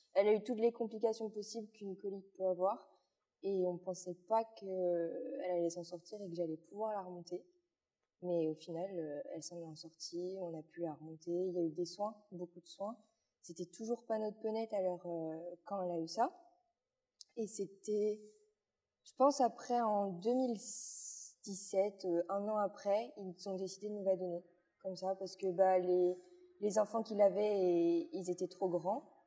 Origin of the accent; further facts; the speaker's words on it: Luxembourg Province, Wallonia, Belgium; also born or lived in Liège, Belgium; je viens de Belgique. Oui. En plus, euh, vers la province du Luxembourg, donc vraiment en bas de la Belgique